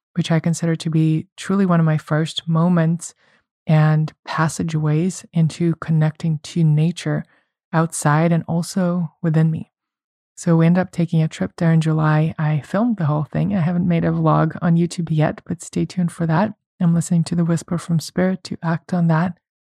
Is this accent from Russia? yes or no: yes; Russia; moved away; I come from Russia